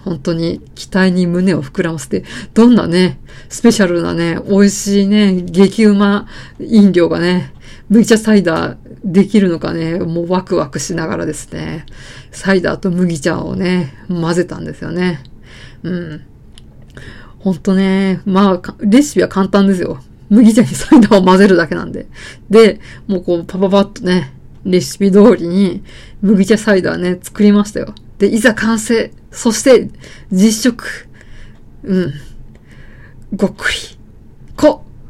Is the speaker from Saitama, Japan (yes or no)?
yes; rural Saitama, Japan; 田舎、埼玉の田舎出身なんで